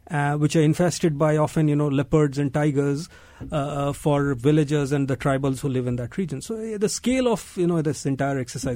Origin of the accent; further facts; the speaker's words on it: biggest Indian state, Uttar Pradesh, India; moved away; I'm from a small town in northern India. And even, you know, I grew up in India in the 80s.